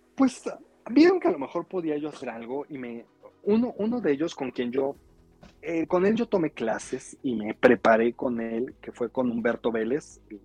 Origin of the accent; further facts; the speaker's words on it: Mexico City, Mexico; yo nací aquí en la Ciudad de México